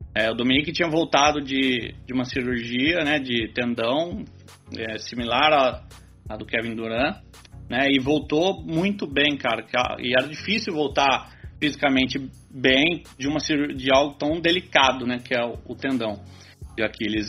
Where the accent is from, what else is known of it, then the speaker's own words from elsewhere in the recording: Brazil; sou brasileiro